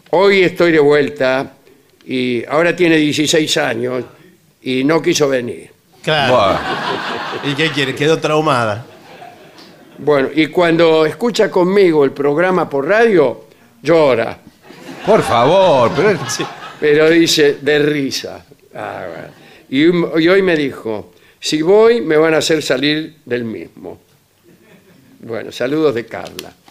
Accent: Rosario, Santa Fe, Argentina; Bueno, aquí, negrito, somos de Rosario … vine a, ver a mi novio

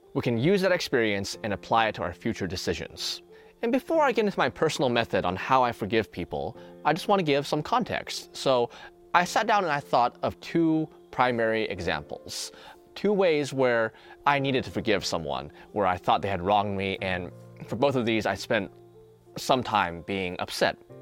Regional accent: American Bible Belt, United States; I grew up in the American Bible Belt

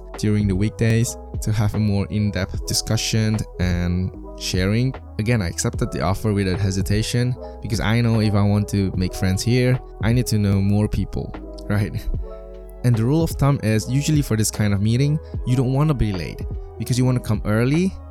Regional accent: China; moved away; I was from China

